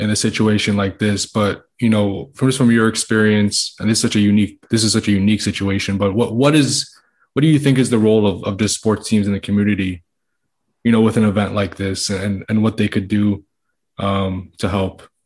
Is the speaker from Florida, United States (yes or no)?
yes; Miami, Florida, United States; am born and raised in Miami